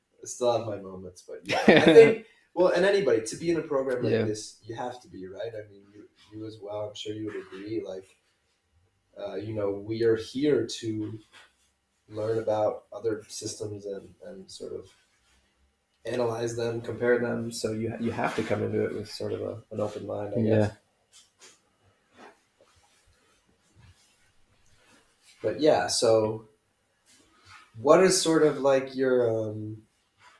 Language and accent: English; United States; moved away; as an American